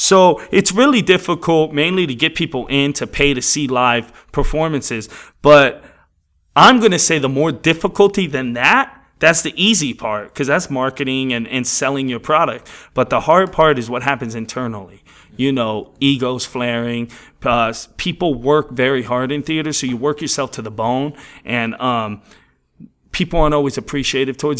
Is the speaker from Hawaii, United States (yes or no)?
no; New York City, New York, United States; now in Los Angeles, United States; I grew up in New York